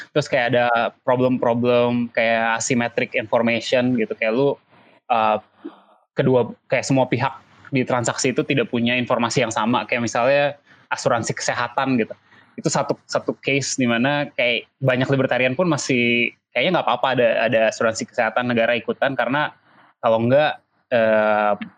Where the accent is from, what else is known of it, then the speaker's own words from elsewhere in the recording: Indonesia; gue tinggal di Indonesia